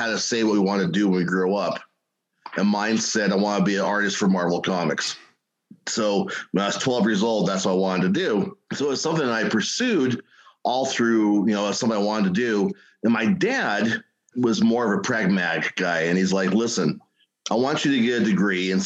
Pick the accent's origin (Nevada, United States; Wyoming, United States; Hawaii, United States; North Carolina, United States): Wyoming, United States; Rock Springs; Born and raised in Rock Springs